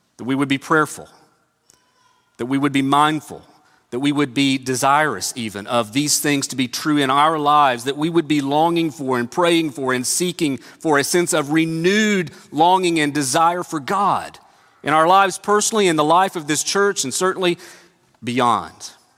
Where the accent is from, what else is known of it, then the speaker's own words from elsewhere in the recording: Northeast Tennessee, United States; Growing up in Northeast Tennessee